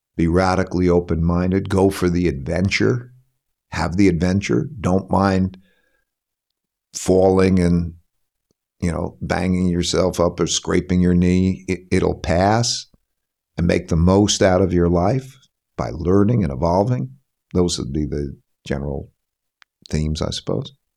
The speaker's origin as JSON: {"language": "English", "region": "Connecticut", "country": "United States", "said": "I'm from Connecticut"}